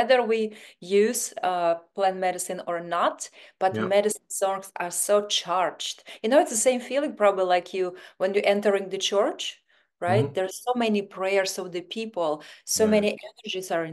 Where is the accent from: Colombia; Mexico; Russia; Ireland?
Russia; Siberia; English is a second language; moved away as an adult; now in Los Angeles, United States; But I'm originally from Siberia, Russia.